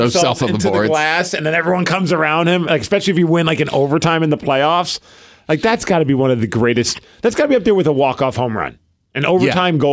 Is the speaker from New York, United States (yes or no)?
yes; New York City, New York, United States; I'm from Brooklyn